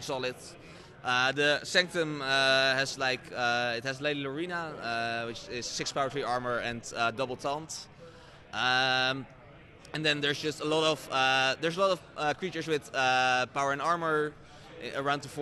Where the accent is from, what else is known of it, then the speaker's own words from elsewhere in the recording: Netherlands; I'm from the Netherlands.